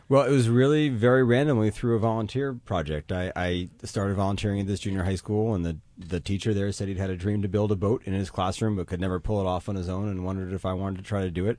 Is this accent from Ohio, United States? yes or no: no; New York City, New York, United States; I grew up in Manhattan.